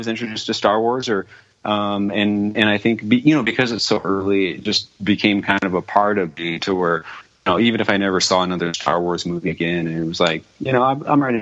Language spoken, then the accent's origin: English; Arizona, United States; I grew up in Arizona in the desert